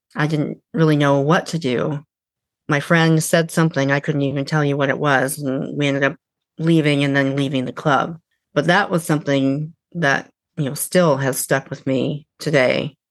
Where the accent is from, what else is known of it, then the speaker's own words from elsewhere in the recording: a small town outside of Eugene, Oregon, United States; moved away as an adult; also born or lived in California; now in Washington, United States; I grew up in a small town outside of Eugene, Oregon, and lived there really until my early 20s